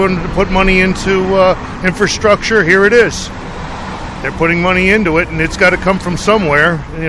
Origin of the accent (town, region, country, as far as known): Warwick, New York, United States